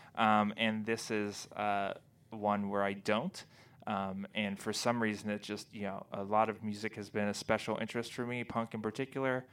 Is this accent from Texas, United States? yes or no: yes; Texas, United States; also born or lived in Kentucky / Indiana; now in New England, United States; I'm from Texas